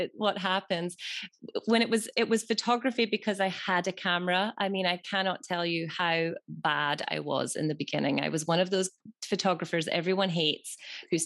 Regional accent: Scotland, United Kingdom; I'm from Scotland

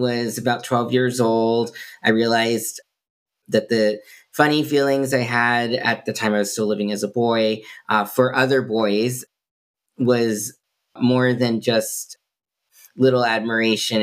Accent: Massachusetts, United States; also born or lived in Intibucá, Honduras; very fortunate to come from the state of Massachusetts, have supportive parents and community

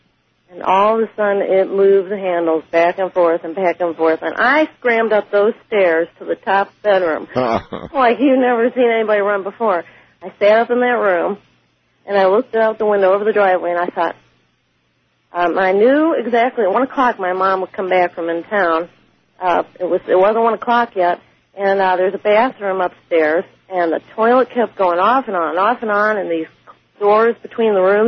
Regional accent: St. Louis, Missouri, United States; I'm from St. Louis, Missouri.

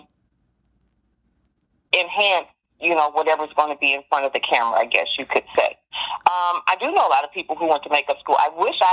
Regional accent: Dayton, Ohio, United States; moved away as an adult; now in Los Angeles, United States; I am a native of Dayton, Ohio. I was born and raised in Dayton, Ohio

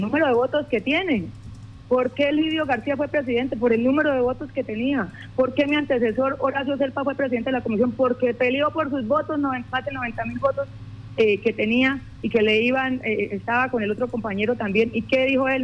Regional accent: Llanos, Casanare, Colombia; me paré como una llanera

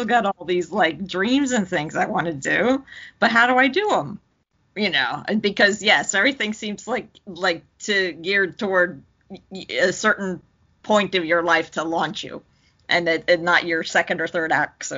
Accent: New Jersey, United States; moved away as an adult; also born or lived in Brooklyn, New York; now in Tampa, United States; So when I moved, I lived there for 5 years. So it's like in my late 20s, and I grew up in Jersey, but I still always say I still have this tremendous affection for New York, and I've been in Florida way longer now.

